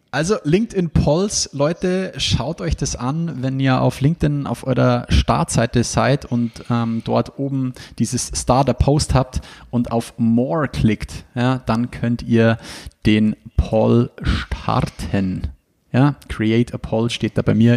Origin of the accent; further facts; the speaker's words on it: Ingolstadt, Bavaria, Germany; wo ich her bin. Und ich sage Ingolstadt